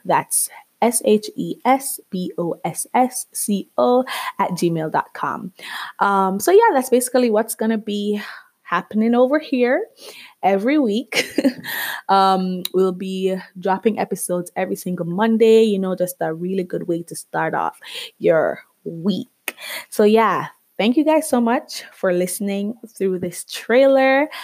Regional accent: Jamaica; moved away as an adult; now in Canada; I am Jamaican. yes, I am Caribbean. Um, I grew up there for 21 years of my life before I moved to Canada

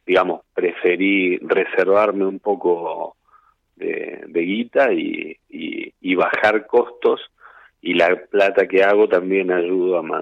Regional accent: Villa Gobernador Gálvez, Santa Fe, Argentina; Este, soy de Villa Gornador Gálvez, eh, Rosario, al sur está una ciudad que se llama Villa Gobernador Galvez.

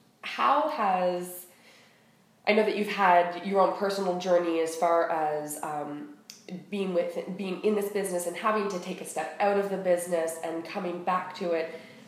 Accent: Canada; We are Canadian.

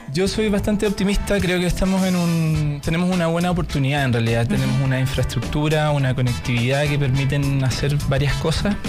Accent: Ancud, Los Lagos, Chile; now in Santiago, Chile; Yo soy de Chiloé, de Ancud

